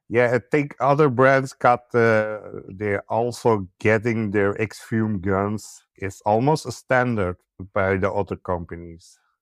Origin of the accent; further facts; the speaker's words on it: Belgium; I'm from Belgium.